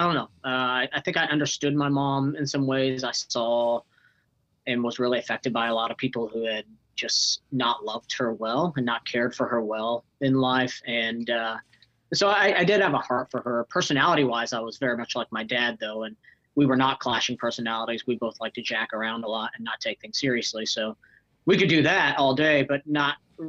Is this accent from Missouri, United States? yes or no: yes; Kansas City, Missouri, United States; also born or lived in Northwest Arkansas / Raymore, Missouri; my middle school and teenage years, college years, were spent in Kansas City, Missouri, and Southwest Missouri